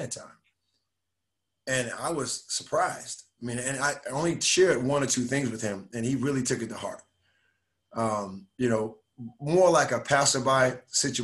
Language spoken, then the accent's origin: English; Miami, Florida, United States; also born or lived in Raleigh, North Carolina / Indiana; now in Dallas, United States; growing up in Miami, Florida, we didn't have club basketball